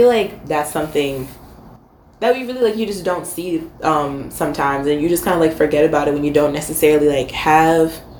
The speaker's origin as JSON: {"language": "English", "region": "Michigan", "country": "United States", "also_born_or_lived": "Florida", "moved": "as an adult", "said": "I am from Michigan."}